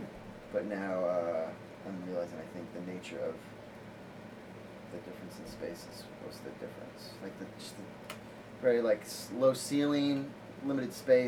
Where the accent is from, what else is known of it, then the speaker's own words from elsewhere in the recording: Pleasant Hill, Oregon, United States; moved away as an adult; I'm from the Eugene area. I say that because no one's heard of Pleasant Hill, Oregon.